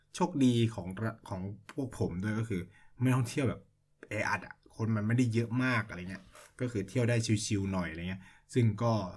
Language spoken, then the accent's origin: Thai; Thailand; moved away as an adult; now in China